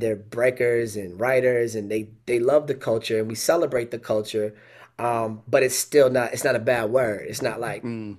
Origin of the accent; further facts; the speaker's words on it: Pacific Northwest, United States; moved away as an adult; now in Lansing, United States; I grew up in the Pacific Northwest